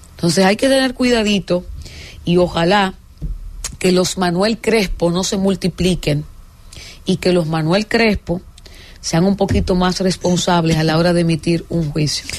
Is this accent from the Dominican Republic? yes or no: yes; Dominican Republic